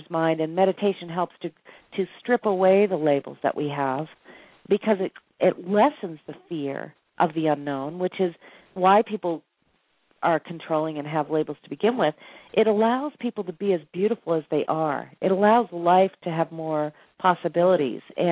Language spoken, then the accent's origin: English; Boston, Massachusetts, United States; now in Sedona, United States; I'm from Boston